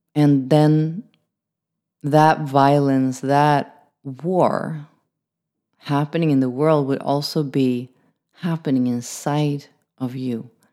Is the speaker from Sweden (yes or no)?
yes; Sweden; I'm from Sweden